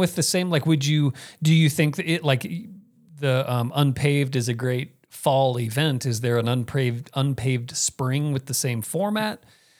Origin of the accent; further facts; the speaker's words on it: Phoenix, Arizona, United States; I grew up in Phoenix